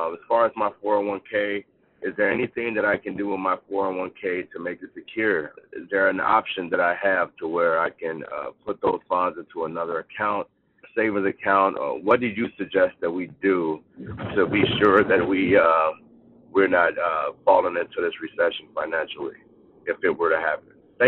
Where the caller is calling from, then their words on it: Schererville, Indiana, United States; I'm calling from Schererville, Indiana.